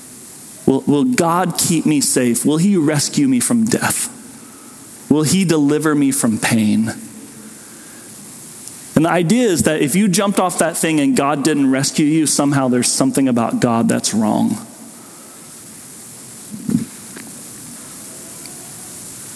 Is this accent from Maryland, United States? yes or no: no; Southwest Kansas, United States; old ladies I grew up with in Southwest Kansas